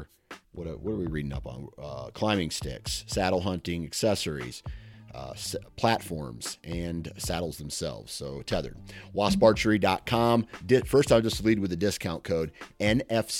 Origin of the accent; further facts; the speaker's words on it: Iowa, United States; I'm from Iowa